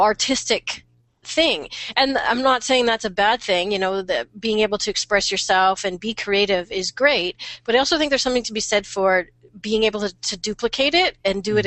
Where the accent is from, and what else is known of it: Canada